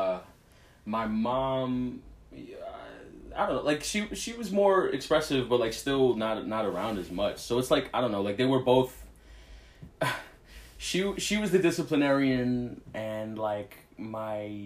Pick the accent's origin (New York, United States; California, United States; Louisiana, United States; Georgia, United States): New York, United States; New York City; also born or lived in Queens, New York; I grew up in Brooklyn, Kensington to be exact